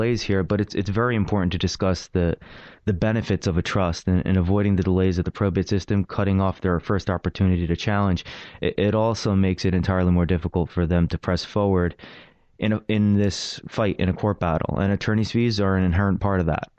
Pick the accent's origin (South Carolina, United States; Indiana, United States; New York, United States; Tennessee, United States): New York, United States; New York City; I grew up here in Brooklyn